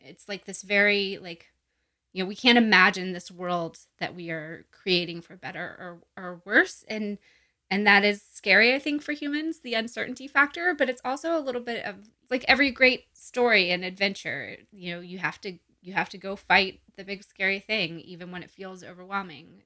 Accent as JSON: {"language": "English", "region": "Gulf Coast", "country": "United States", "tie": "born or raised there", "also_born_or_lived": "Appalachian Mountains", "said": "I grew up on the Gulf Coast and also in the Appalachian Mountains"}